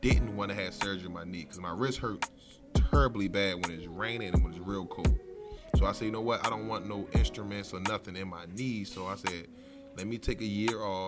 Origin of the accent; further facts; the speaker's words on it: Baltimore, Maryland, United States; I'm from West Baltimore, the Zone 21, Poplar Grove area. And I grew up around there my whole life.